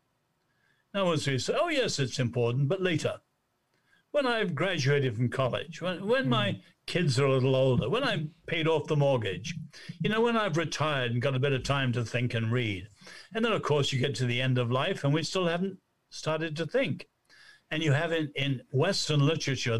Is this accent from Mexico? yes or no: no; China; moved away; also born or lived in Nanjing, China; I was born in China